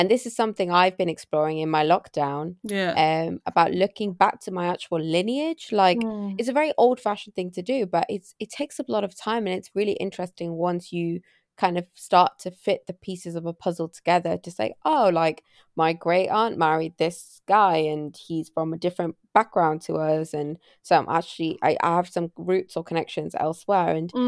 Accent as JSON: {"language": "English", "country": "India", "said": "I'm always like, I'm from India, and I'll never go into the village."}